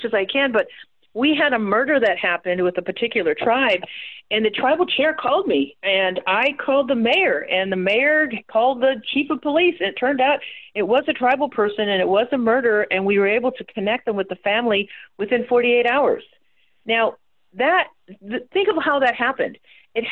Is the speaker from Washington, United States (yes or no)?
yes; Yakima and Puyallup reservations, Washington, United States; I'm Blackfeet, but I was raised on the Yakima and the Puyallup Rez